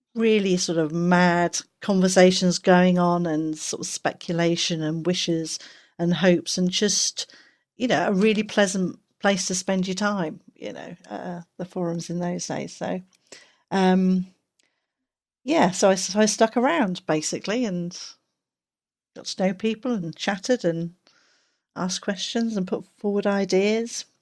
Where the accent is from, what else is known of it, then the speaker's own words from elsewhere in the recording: England, United Kingdom; I'm English